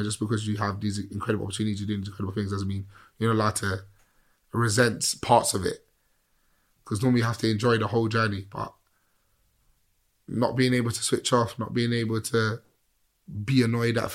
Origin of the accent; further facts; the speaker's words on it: England, United Kingdom; How I sound, how I look, how I walk, how I talk, I'm from England, mate. But my roots are not from here